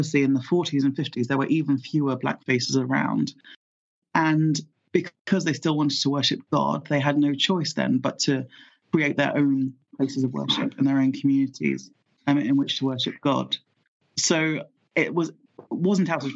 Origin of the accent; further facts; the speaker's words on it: London, United Kingdom; also born or lived in Lagos, Nigeria; I came over to the UK when I was 4 years old in 1988 with my parents